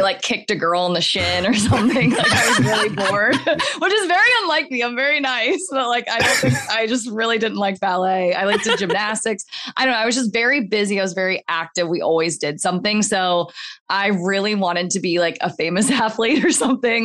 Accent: Gulf Breeze, Florida, United States; also born or lived in Brazil; I grew up in Gulf Breeze is a very small town

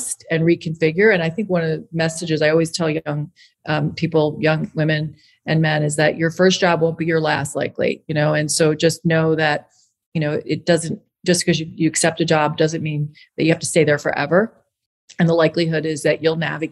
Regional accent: Long Island, New York, United States; growing up in Long Island, New York and going to public schools that toughened me up

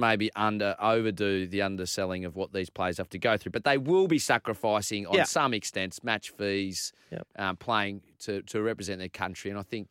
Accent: Malaysia; born there; I was born in Malaysia.

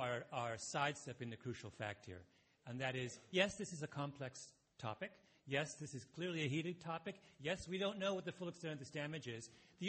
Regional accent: Canada; As a Canadian

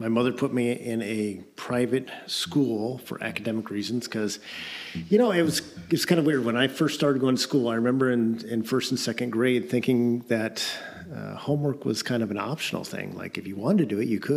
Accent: Eatonville, Washington, United States; also born or lived in Russia; Grew up in Eatonville.

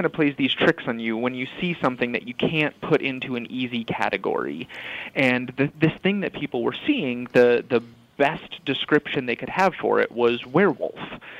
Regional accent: New York, United States; I grew up in upstate New York.

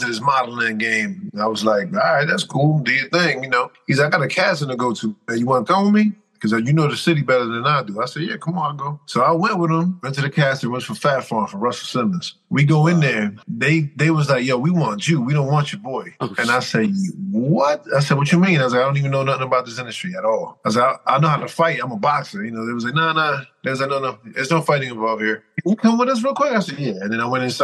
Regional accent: Dominican Republic; I'm Dominican

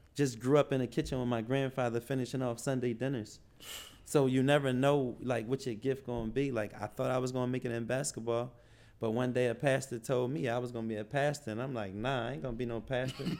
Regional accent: Philadelphia, Pennsylvania, United States; now in Atlanta, United States; I'm from Philly

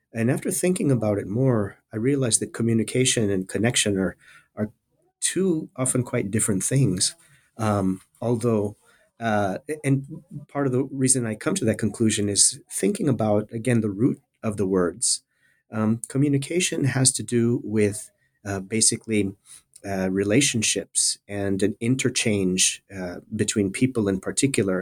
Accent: South Texas border area, United States; moved away as an adult; also born or lived in California; I'm originally from the South Texas border area. Uh, I grew up in a small town uh, at the very southern tip of the state of Texas

